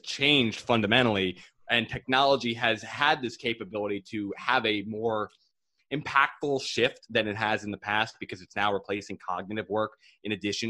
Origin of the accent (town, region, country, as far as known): Ramapo, New York, United States; born or raised there